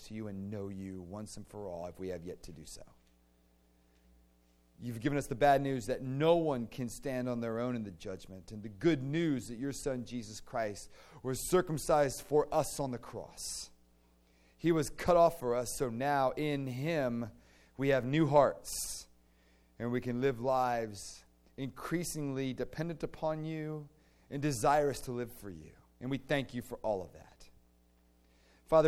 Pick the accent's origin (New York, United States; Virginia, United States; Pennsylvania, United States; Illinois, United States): Virginia, United States; I grew up in the Diocese of Delightful. Because in Virginia, you know, you'd go to diocesan convention